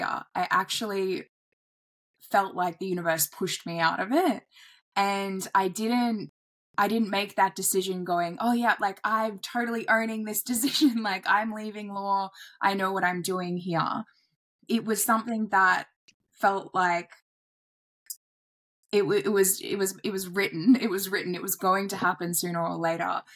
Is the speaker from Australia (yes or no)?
yes; Airlie Beach, Queensland, Australia; moved away; I relocated out of the city back to my hometown in Airlie Beach